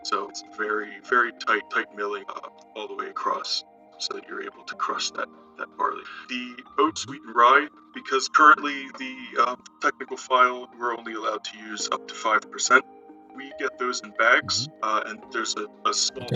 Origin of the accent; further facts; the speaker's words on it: Gettysburg, Pennsylvania, United States; also born or lived in Bend, Oregon; now in Ireland; I'm originally from Gettysburg, Pennsylvania